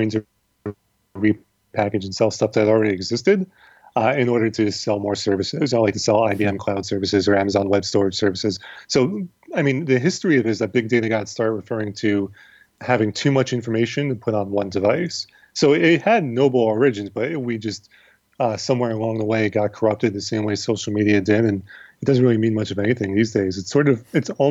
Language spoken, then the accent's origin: English; United States